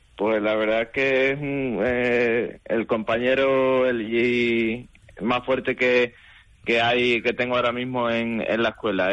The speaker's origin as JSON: {"language": "Spanish", "town": "Alburquerque", "region": "Extremadura", "country": "Spain", "lives_now": "Badajoz, Spain", "said": "soy de Alburquerque, de un pueblo de, de aquí de Badajoz"}